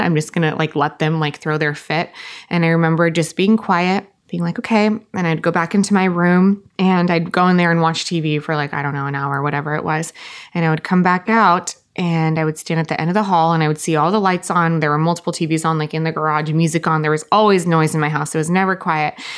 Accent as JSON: {"language": "English", "town": "Costa Mesa", "region": "California", "country": "United States", "said": "I'm originally from Orange County, Costa Mesa, California."}